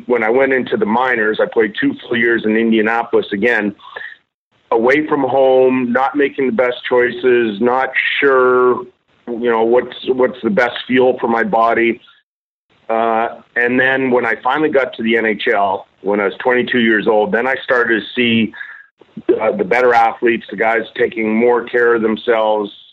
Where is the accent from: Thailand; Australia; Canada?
Canada; Edmonton, Alberta; when I was a kid growing up in Edmonton